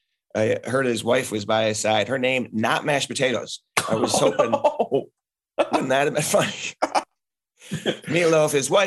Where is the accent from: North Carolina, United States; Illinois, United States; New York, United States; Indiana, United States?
Illinois, United States; Chicago; We're from Chicago.